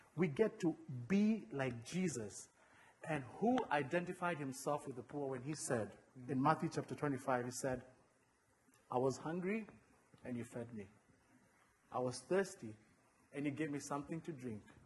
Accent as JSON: {"language": "English", "country": "Kenya", "tie": "born or raised there", "moved": "yes", "lives_now": "United States", "said": "I was born and raised in Kenya"}